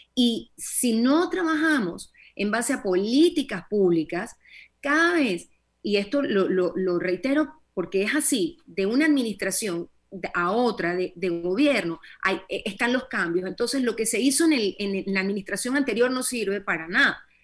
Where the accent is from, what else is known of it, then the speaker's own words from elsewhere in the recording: Panama; como panameños